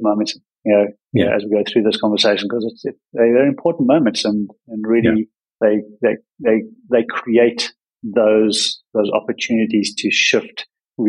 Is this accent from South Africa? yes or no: yes; South Africa; moved away; also born or lived in Australia / Bali; growing up in a place, in South Africa, where everything was very constrained